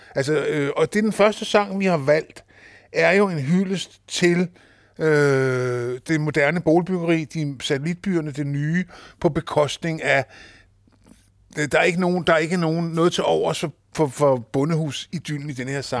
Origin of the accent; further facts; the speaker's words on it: Kokkedal, Capital Region of Denmark, Denmark; also born or lived in Christianshavn, Copenhagen; jeg stammer oprindeligt fra Christianshavn, men jeg blev jo flyttet ud som så mange øh, til forstaden, da jeg var fem år gammel. Kom ud til Kokkedal